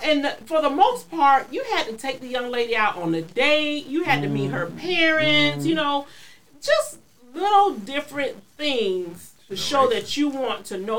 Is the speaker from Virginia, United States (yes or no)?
yes; Hampton, Virginia, United States; born there; I was born in Hampton.